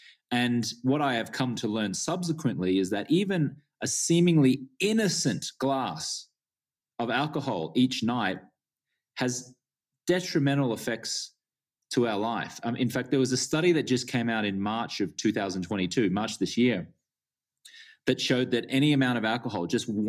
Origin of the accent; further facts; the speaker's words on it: Australia; Yeah, well, I grew up in Australia and I was a socially acceptable drinker